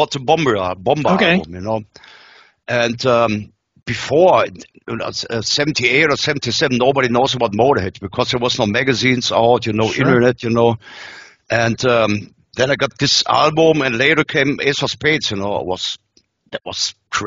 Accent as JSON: {"language": "English", "country": "Germany"}